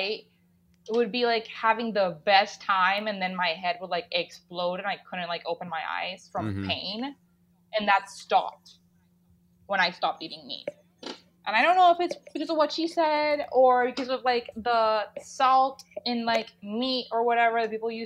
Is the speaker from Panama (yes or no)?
yes; Panama; moved away as an adult; now in United States; I grew up in Latin America